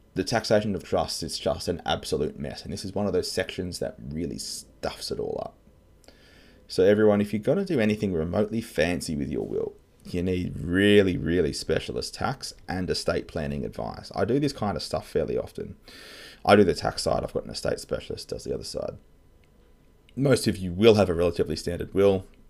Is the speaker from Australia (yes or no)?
yes; Australia; I'm an Aussie tax lawyer.